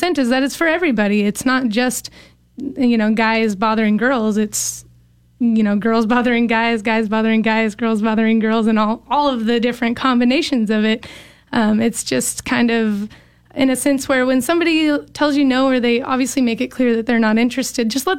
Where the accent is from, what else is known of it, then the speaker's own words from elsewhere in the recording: Bakersfield, California, United States; moved away; We're all from Bakersfield, California originally